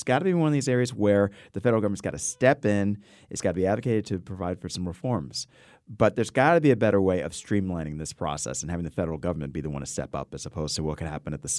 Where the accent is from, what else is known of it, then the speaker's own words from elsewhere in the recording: New Haven, Connecticut, United States; You know, and I'm coming from New Haven, which is obviously a sanctuary city.